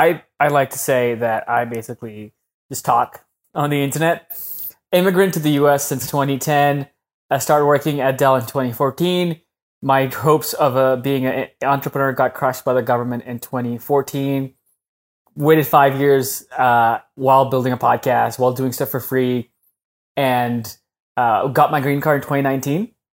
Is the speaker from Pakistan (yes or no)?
yes; Pakistan; moved away as an adult; now in United States; When I came to the US from Pakistan when I was 18, 19 in 2010, you can't get a green card when you're a student.